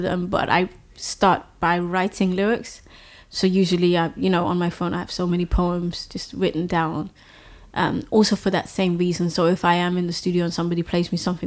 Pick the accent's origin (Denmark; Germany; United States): Denmark; also born or lived in London; I was born in London actually, but I grew up in Denmark